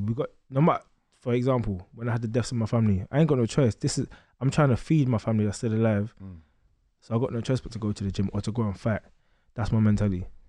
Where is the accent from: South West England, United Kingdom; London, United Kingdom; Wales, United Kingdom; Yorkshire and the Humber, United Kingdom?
London, United Kingdom; I grew up in East London, um, Stratford and Gate